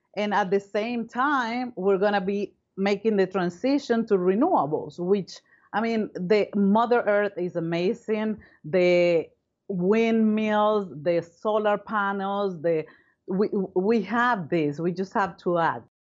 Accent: Caracas, Capital District, Venezuela; moved away as an adult; now in United States; Well, I come from Venezuela. I was born in Caracas, Venezuela.

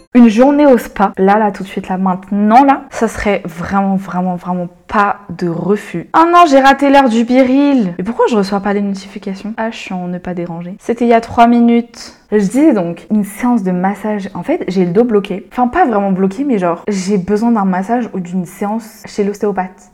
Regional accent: Madagascar; now in France; je suis malgache

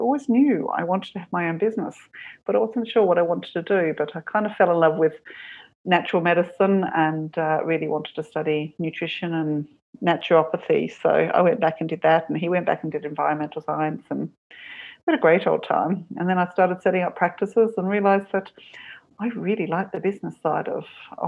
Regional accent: Perth, Western Australia, Australia; moved away as an adult; also born or lived in Sydney, Australia; now in Cork, Ireland; My hometown was Perth, 3,000 miles away

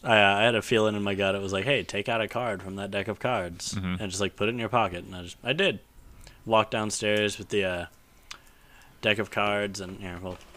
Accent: Amarillo, Texas, United States; I grew up in Amarillo.

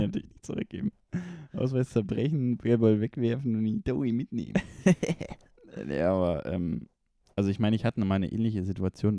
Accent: Konstanz, Baden-Württemberg, Germany; moved away; also born or lived in Ulm; Ich war in meiner Heimat, am See, Konstanz

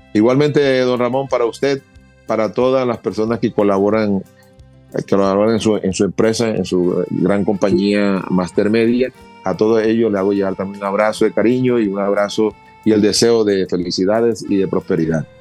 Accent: Cartagena, Bolívar, Colombia; nosotros somos de Cartagena de Indias donde nos, rodea el mar y nos sentíamos como en nuestra casa

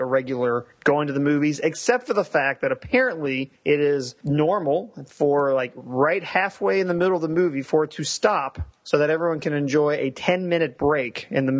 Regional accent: United States; I'm an American foreigner in a different country

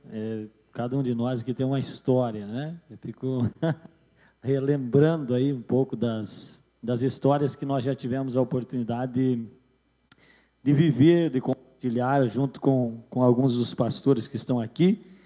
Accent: Rio Grande do Sul, Brazil; Eu me lembro, eu vim do Rio Grande do Sul, trabalhava naquela época com o Paulinho, né?

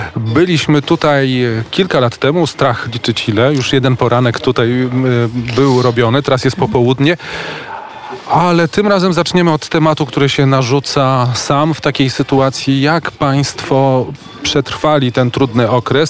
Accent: Warsaw, Masovian Voivodeship, Poland; Ja jestem chłopak z Woli

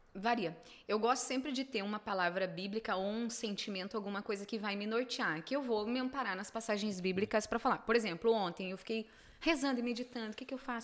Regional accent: Venâncio Aires, Rio Grande do Sul, Brazil; eu sou de Venâncio

